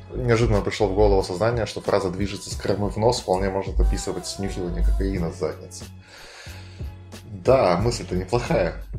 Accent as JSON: {"language": "Russian", "town": "Arkhangelsk", "region": "Arkhangelsk Oblast", "country": "Russia", "said": "мы были все из Архангельска"}